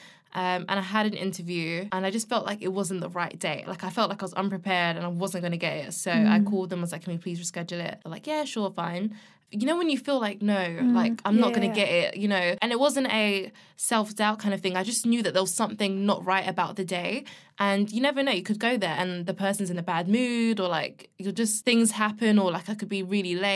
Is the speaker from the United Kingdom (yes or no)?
yes; London, United Kingdom; I'm from London and I love the city